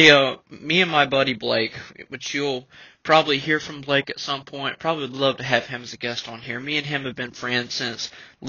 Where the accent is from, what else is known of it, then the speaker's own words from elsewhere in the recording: the South, United States; I grew up in the South